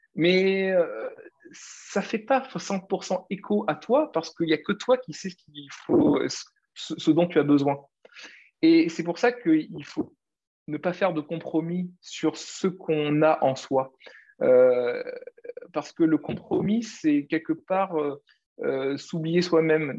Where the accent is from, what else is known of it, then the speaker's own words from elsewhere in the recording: Réunion; moved away; also born or lived in Paris; je suis l'île de La Réunion